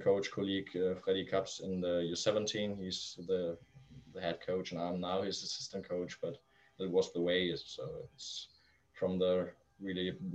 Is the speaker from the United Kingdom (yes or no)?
no; Flensburg, Schleswig-Holstein, Germany; also born or lived in Kiel; my hometown in Flensburg, in the really north of Germany